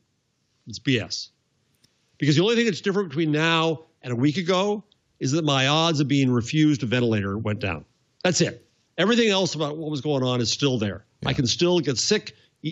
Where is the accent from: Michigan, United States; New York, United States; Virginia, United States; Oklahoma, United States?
New York, United States; New York City; as a New Yorker, as a New York City person